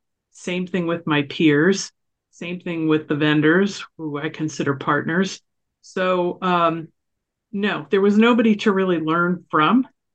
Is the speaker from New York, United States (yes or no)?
yes; New York, United States; I grew up in New York, so maybe I've been tough anyway.